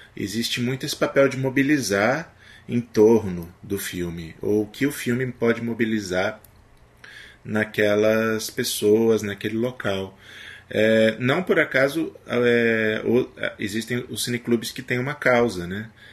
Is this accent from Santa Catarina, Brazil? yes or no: no; Paraná, Brazil; moved away as an adult; also born or lived in Recife, Pernambuco; eu sou paranaense